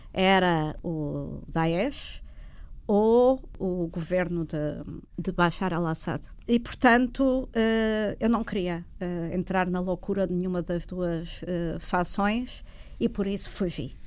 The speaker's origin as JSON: {"language": "Portuguese", "country": "Portugal", "said": "quando imigramos, enquanto portugueses"}